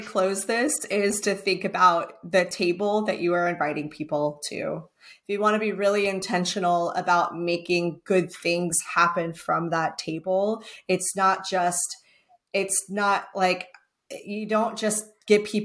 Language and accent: English; Texas, United States; now in North Carolina, United States; I'm from Texas